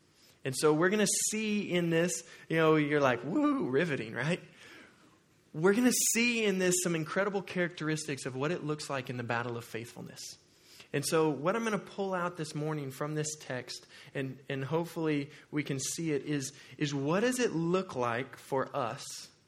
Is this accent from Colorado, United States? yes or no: no; Oklahoma, United States; moved away; Now, I'm from Oklahoma